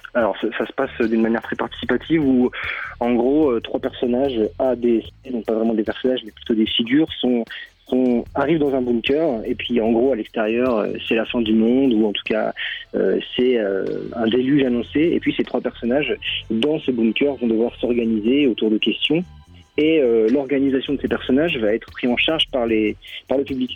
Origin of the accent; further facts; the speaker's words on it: France; moi, je suis français